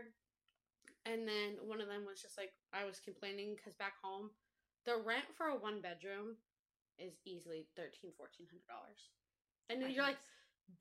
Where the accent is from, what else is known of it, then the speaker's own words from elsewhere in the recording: Connecticut, United States; I'm from Connecticut